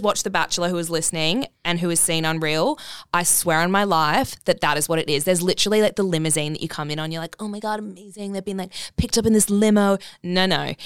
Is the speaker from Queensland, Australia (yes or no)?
yes; Brisbane, Queensland, Australia; also born or lived in Bali; now in Gold Coast, Australia; from Brisbane. Um, yeah, no, so grew up there